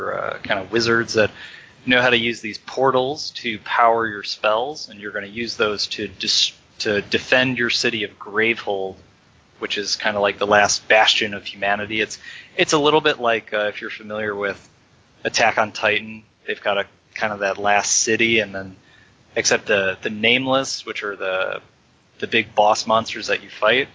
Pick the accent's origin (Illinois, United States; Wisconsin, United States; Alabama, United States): Illinois, United States; Chicago; also born or lived in California; now in San Francisco, United States; I grew up in Chicago, went to school in California, and now I'm in San Francisco